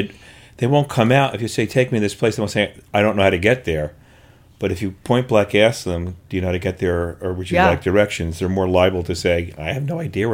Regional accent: Kearny, New Jersey, United States; now in Brooklyn, United States; I was born in Kearney, New Jersey.

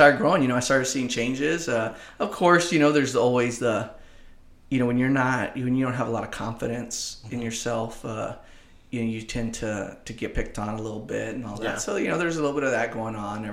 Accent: Kingsville, Texas, United States; also born or lived in Corpus Christi; it's my hometown

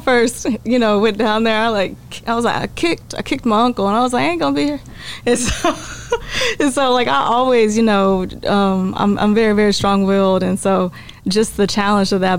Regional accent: Terrell, Texas, United States; now in Dallas, United States; I am from East Texas

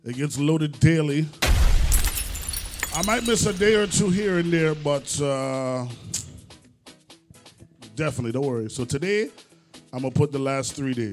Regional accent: Trinidad & Tobago; I am from Trinidad

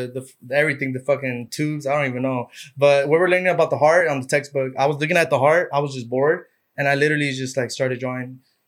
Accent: Anaheim, California, United States; also born or lived in Tustin / Santa Ana; My mom and dad were moving like back and forth a lot. So I grew up like in Tustin, okay, Santa Ana, Anaheim. But most of my years were Anaheim.

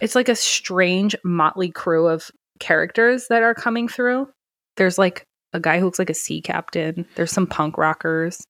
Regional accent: New York, United States; accent: New York; my New York accent

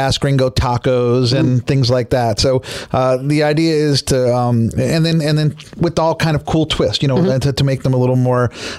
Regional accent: Northeast Pennsylvania, United States; moved away; where I grew up in Northeast Pennsylvania

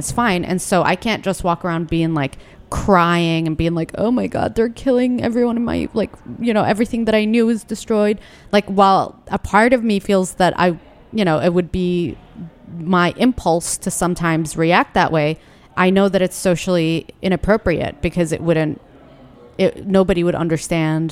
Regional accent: Yemen; now in Washington, D.C., United States; I feel so hurt about losing my home country

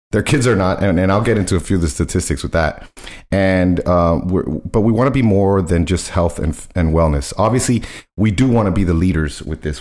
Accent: Miami, Florida, United States; I was born in Miami, raised in Miami

